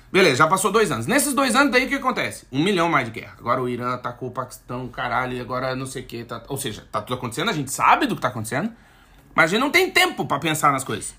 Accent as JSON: {"language": "Portuguese", "town": "Alegrete", "region": "Rio Grande do Sul", "country": "Brazil", "tie": "born or raised there", "moved": "yes", "said": "lá onde eu nasci, no Alegrete, na fronteira lá tal"}